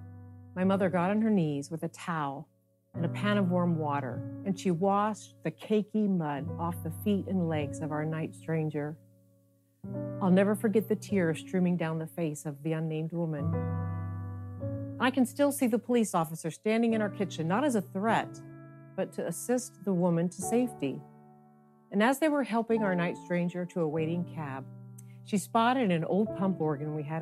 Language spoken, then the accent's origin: English; Youngstown, Ohio, United States; I grew up in Youngstown, Ohio, during some of the most intense years of the civil rights movement